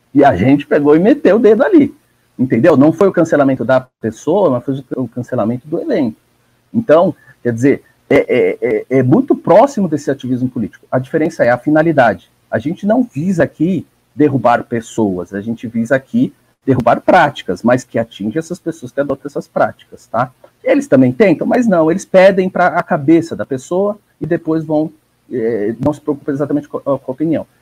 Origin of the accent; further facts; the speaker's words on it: ABC Paulista, São Paulo, Brazil; o nosso grande ABC aqui, a minha terra